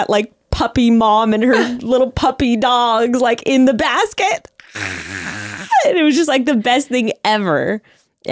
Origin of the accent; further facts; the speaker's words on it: Fresno, California, United States; I'm from Fresno.